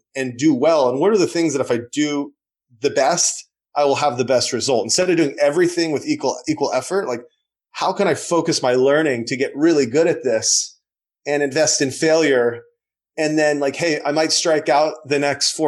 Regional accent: a small town in Western Nebraska, United States; growing up in a small town in Western Nebraska

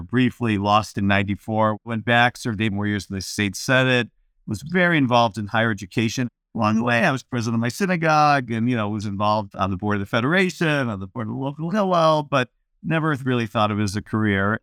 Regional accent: Cleveland, Ohio, United States; I grew up in Cleveland

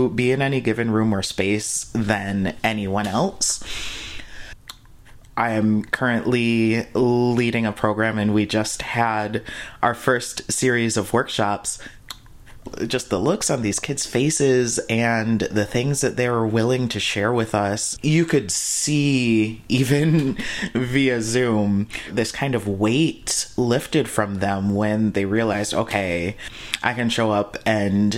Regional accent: Flint, Michigan, United States; moved away as an adult; now in Seattle, United States; I'm from Flint, Michigan, which is a predominantly Black city

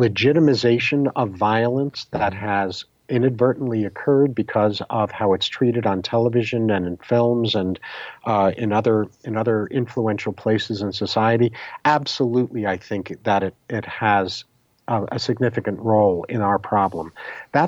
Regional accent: New York, United States; growing up in New York in the 50s and 60s and early 70s

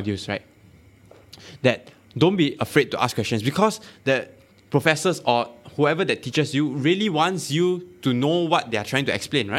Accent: Malaysia; I'm Malaysian

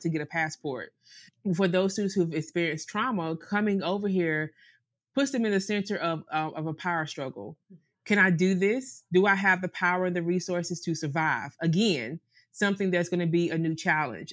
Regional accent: the South, North Carolina, United States; moved away as an adult; also born or lived in Greenville, North Carolina / Charlotte, North Carolina; now in St. Maarten; we're from the South

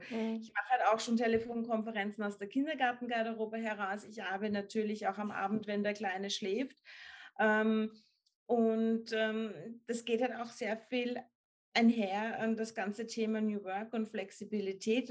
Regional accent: Upper Austria, Austria; ich komme aus Oberösterreich, da sind wir alle im Sommer am Fließband gestanden

